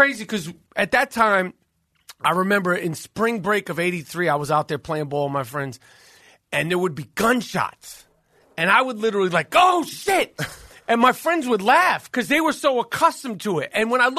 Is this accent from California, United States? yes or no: no; New York City, New York, United States; I grew up in Manhattan, born and raised in Manhattan my whole life. You know, grew up in the city playing ball.